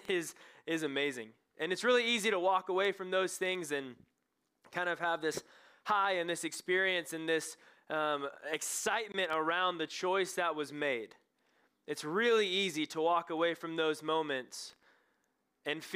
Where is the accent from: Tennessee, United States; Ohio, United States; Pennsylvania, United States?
Tennessee, United States; Knoxville; I'm from Knoxville, Tennessee.